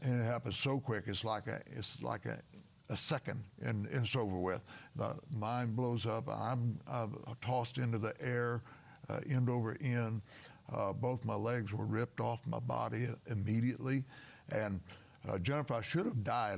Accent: Southern Illinois, United States; I was born and raised in Southern Illinois

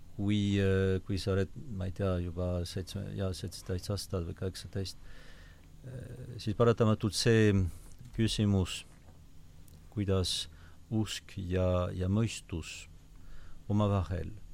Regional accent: Basque Country, Nouvelle-Aquitaine, France; Estonian is a second language; moved away as an adult; also born or lived in Paris, France / Rome, Italy; now in Estonia; ma olen sündinud äh, Lõuna-Prantsusmaal, Baskimaal

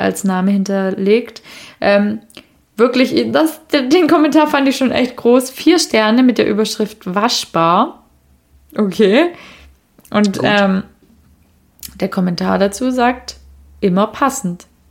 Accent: Swabia, Germany; moved away; ich bin ja gebürtige Schwäbin

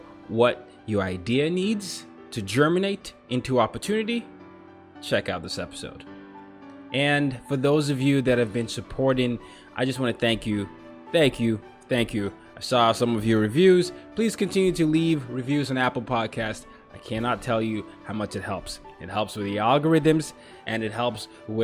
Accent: Lagos, Nigeria; now in New York, United States; I'm from Nigeria. So I grew up in Lagos, Nigeria as one of the places that I ended up growing up

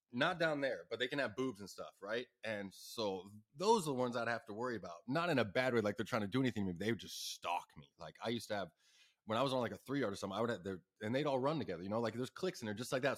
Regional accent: Ahwatukee, Arizona, United States; I'm from Awaitooki

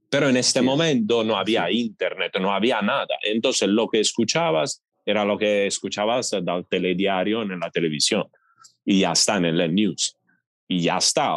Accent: Italy; Spanish is a second language; moved away as an adult; en mi pueblo, en mi ciudad pequeña

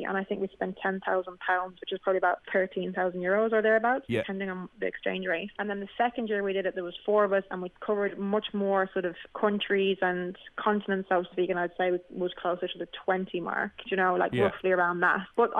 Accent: Dublin, Leinster, Ireland; now in United Kingdom; I'm from Temple Oak in Dublin.

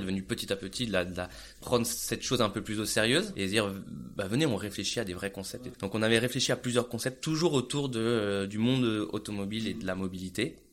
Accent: France; moved away as an adult; also born or lived in Grenoble / Munich, Germany; now in Barcelona, Spain

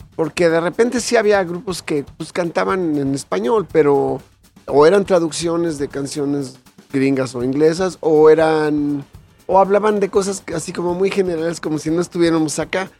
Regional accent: Mexico; soy mexicano

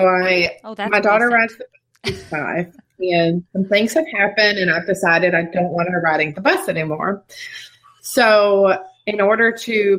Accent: Kentucky, United States; moved away as an adult; I'm originally from Kentucky and we moved down here in 2017

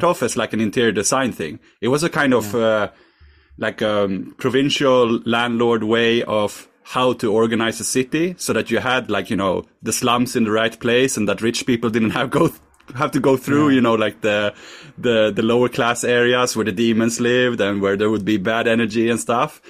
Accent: Sweden; I'm from Sweden

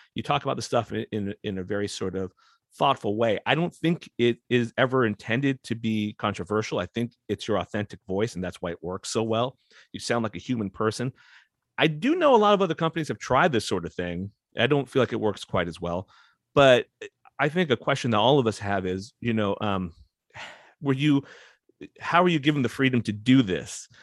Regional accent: West Coast, United States; I grew up on the West Coast.

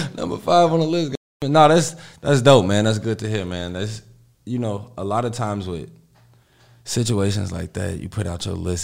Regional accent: Chicago, Illinois, United States; I'm from the Austin area

